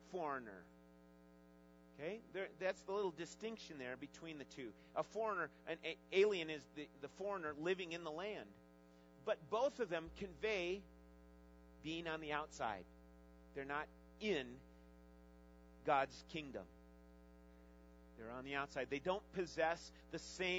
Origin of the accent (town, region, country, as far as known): United States